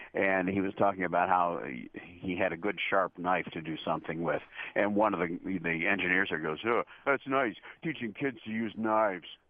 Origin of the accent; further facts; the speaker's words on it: Chicago, Illinois, United States; also born or lived in Morton Grove / Niles; I've pretty much spent my whole life here in Chicago, my whole life, and even my whole career uh, I, I was born in Chicago, and about four years after that, we moved to some suburbs of Chicago